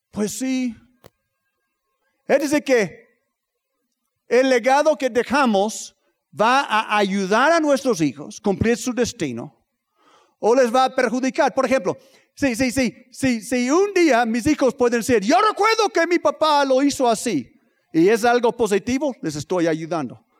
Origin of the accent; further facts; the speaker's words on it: Tlaxcala, Mexico; nosotros somos de Tlaxcala, no nos espanto un poco de frío, vámonos.